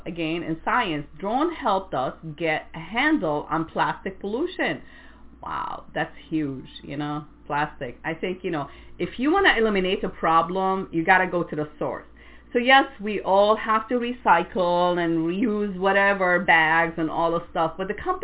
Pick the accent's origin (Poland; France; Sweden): France; English is a second language; now in United States; growing up in France